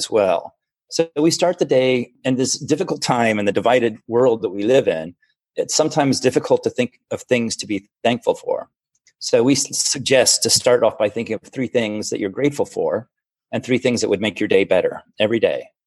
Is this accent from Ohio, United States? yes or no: no; Florida, United States; also born or lived in Germany; now in Seattle, United States; I grew up in Florida